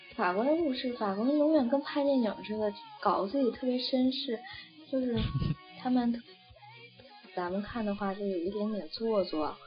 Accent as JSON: {"language": "Chinese", "country": "China", "moved": "as an adult", "said": "我是中国人"}